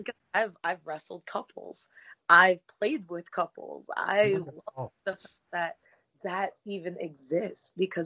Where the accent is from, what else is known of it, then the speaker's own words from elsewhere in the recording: New Jersey, United States; moved away; I'm actually a Jersey girl